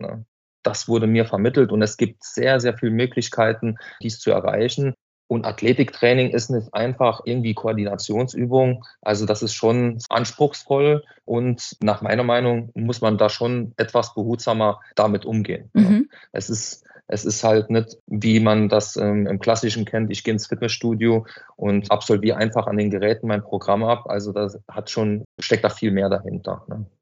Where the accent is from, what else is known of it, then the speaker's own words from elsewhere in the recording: Hanweiler, Saarland, Germany; Ich bin aus Hanweiler